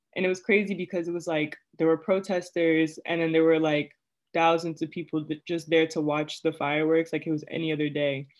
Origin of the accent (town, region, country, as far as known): Prince George's County, Maryland, United States; moved away as an adult; now in Worcester, United States